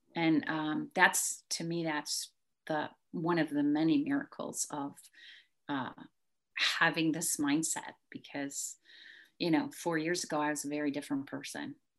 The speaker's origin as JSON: {"language": "English", "area": "near Chicago", "region": "Illinois", "country": "United States", "tie": "born or raised there", "moved": "yes", "lives_now": "Texas, United States", "said": "I did not grow up here. I grew up near Chicago, but moved here"}